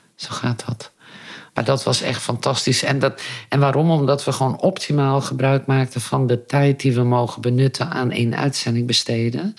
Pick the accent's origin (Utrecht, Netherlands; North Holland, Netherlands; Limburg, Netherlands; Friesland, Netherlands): Friesland, Netherlands; now in Aalten, Netherlands; Ik ben opgegroeid in Friesland